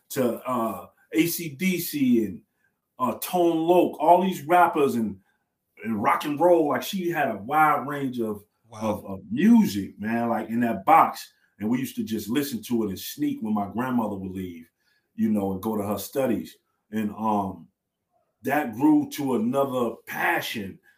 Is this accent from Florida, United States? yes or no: no; New York City, New York, United States; I'm from Brooklyn, native